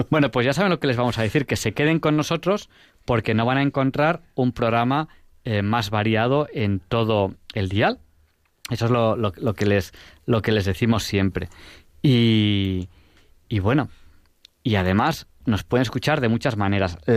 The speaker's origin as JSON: {"language": "Spanish", "country": "Spain", "said": "Yo soy español, español."}